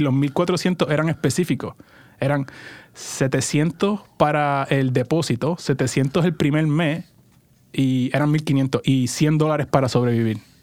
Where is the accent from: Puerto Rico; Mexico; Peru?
Puerto Rico; moved away as an adult; also born or lived in California; now in Portland, United States; crecí y nací en Puerto Rico. Estuve ahí 20 pues, años